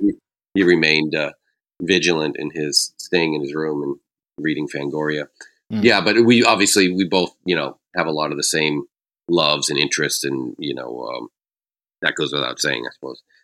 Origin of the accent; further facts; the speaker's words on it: New England, Massachusetts, United States; growing up in New England